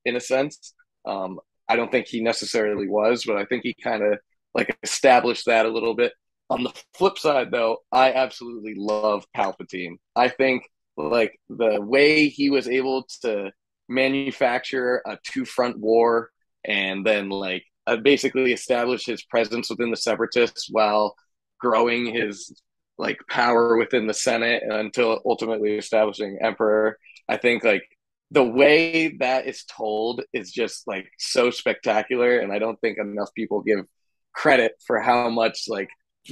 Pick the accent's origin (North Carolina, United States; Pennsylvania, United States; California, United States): Pennsylvania, United States; King of Prussia; moved away as an adult; also born or lived in Rochester, New Hampshire / Toms River, New Jersey; now in Dallas, United States; I grew up in King of Prussia